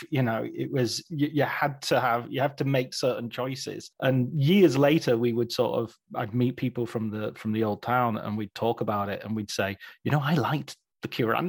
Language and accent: English; Barrow-in-Furness, North West England, United Kingdom; I grew up in Barrow-in-Furness, and it was this very sort of, it's a peninsula, so there's no way in or out.